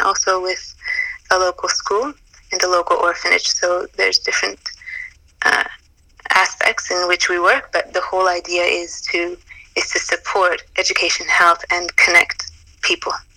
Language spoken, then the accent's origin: English; Calgary, Alberta, Canada; moved away as an adult; also born or lived in Toronto / Zanzibar; I was born and raised in Calgary